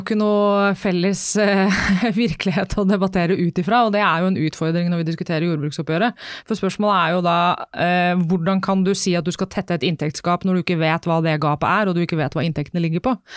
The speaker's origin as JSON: {"language": "Norwegian", "region": "Vestfold", "country": "Norway", "said": "jeg er jo fra Vestfold, der er det fint vær og det er lange somre og mye sol"}